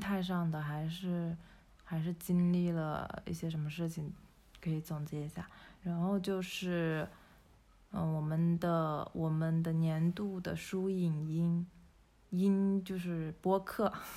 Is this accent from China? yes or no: yes; China; 我们中国人一直从小到大，从出生以来